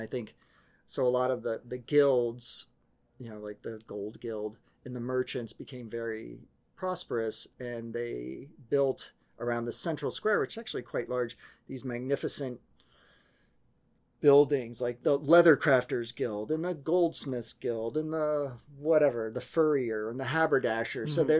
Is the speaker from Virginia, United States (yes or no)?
yes; Vienna, Virginia, United States; also born or lived in Paris, France / Brussels, Belgium; I grew up in placeless, nameless suburban Washington, D.C., which was... VA or Maryland? Virginia. Yeah, like Vienna, Virginia, Vienna. In Fairfax County